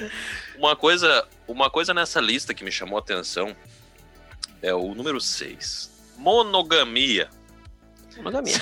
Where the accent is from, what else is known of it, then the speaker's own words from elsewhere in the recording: São Leopoldo, Rio Grande do Sul, Brazil; eu sou, de, eu sou de São Leopoldo